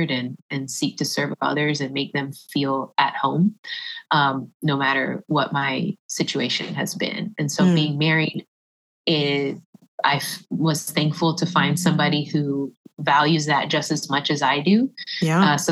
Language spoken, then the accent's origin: English; Puerto Rico; yeah, I'm Puerto Rican by the way, so I have the Taino blood. Like you know, we just love the island.